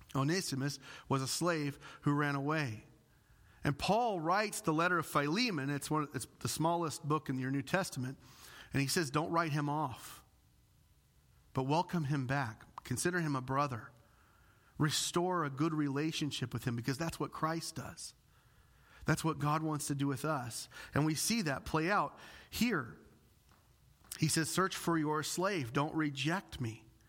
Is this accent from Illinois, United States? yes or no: yes; Illinois, United States; moved away; I'm from the Bible Belt. Literally every family in my area of Illinois has at least one pastor in the family